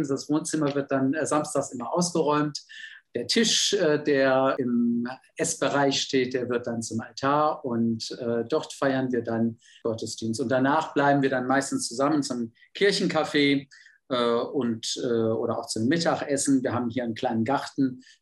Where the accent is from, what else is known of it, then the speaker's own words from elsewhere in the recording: Düsseldorf, North Rhine-Westphalia, Germany; Ich bin ja auch aus Düsseldorf.